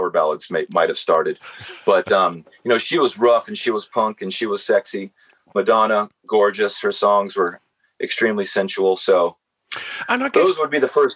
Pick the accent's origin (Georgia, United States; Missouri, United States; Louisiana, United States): Georgia, United States; Atlanta; I grew up in Atlanta, Georgia, here in the southeast United States